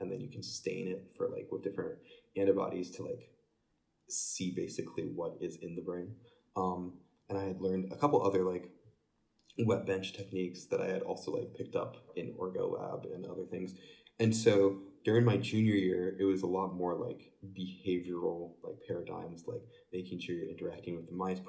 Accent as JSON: {"language": "English", "town": "Fort Wayne", "region": "Indiana", "country": "United States", "said": "I'm from Fort Wayne, Indiana."}